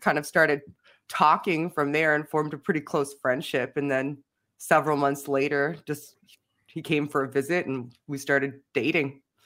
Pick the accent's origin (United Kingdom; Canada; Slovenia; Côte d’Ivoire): Canada; I'm Canadian